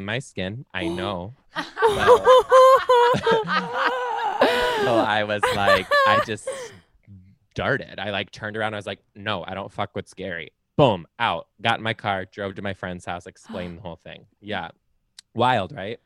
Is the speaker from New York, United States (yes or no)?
no; Detroit, Michigan, United States; I'm from Detroit.